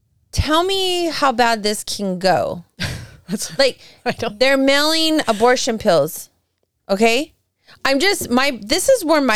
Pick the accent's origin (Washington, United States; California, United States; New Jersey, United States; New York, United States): California, United States; I'm from California